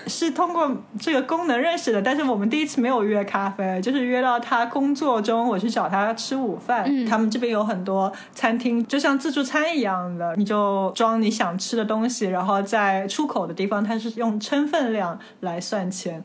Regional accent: China; 我说中国来的，我说中国人

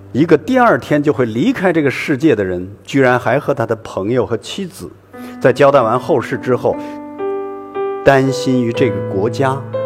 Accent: Hailar, Inner Mongolia, China; 回到了我们在海莱尔的家

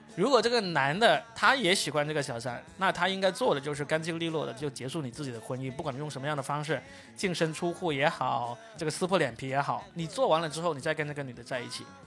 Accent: Guangdong, China; 我是广东的

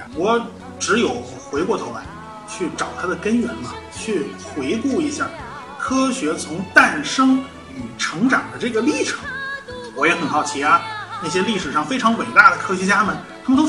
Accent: Beijing, China; 我是北京人嘛，对吧？呃，对评书啊、相声之类的东西，从小接触的就比较多。

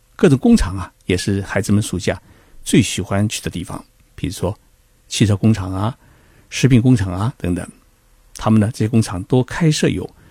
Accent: Zhejiang, China; 我老家在浙江，当地呢，产出杨梅，叫高氏晚稻杨梅，紫红色的，很甜

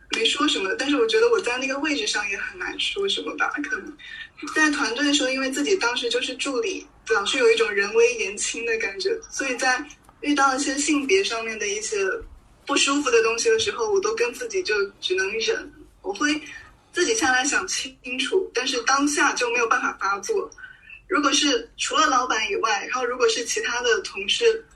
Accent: Hubei, China; moved away; 因为湖北是我老家

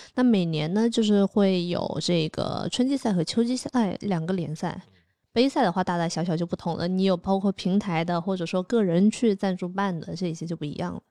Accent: Nanning, Guangxi, China; moved away; 我是在南宁长大的嘛

